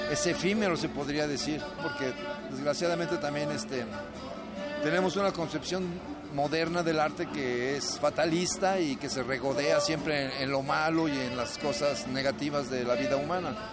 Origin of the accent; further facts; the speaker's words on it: Morelia, Michoacán, Mexico; also born or lived in Veracruz / Mexico City / Los Angeles / Tijuana; Yo nací en Veracruz, de donde es mi mamá, pero no conozco bien Veracruz, eh, más bien crecí entre Morelia, la Ciudad de México, Los Ángeles y Tijuana.